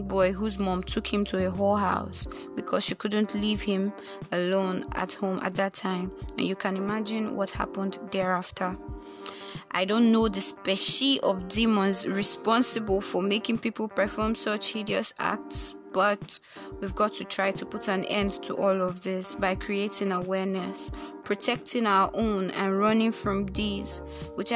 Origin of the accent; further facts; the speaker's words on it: Nigeria; I am Nigerian